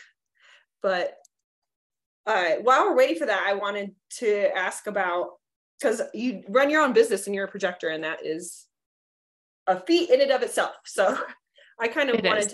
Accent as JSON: {"language": "English", "region": "Southern California", "country": "United States", "tie": "born or raised there", "moved": "as an adult", "lives_now": "Colorado, United States", "said": "We actually grew up about 30 miles away from each other in California, like in Southern California."}